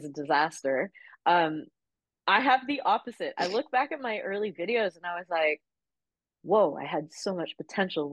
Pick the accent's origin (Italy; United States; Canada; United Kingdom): Canada; moved away as an adult; now in Australia; I'm Canadian